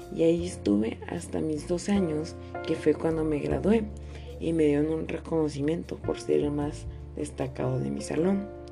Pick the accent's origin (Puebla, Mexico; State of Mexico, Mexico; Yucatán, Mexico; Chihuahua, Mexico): Chihuahua, Mexico; Nací en Chihuahua, Chihuahua el 19 de mayo del 2006.